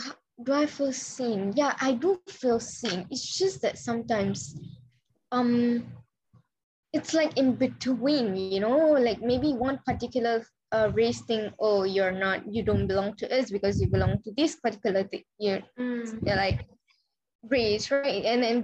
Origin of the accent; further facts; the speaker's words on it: Penang, Malaysia; first language Tamil; moved away; whenever I'm back to Penang, it's always durian.